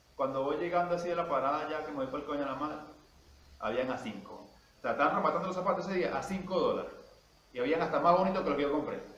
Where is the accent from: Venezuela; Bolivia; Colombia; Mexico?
Venezuela; como todo un venezolano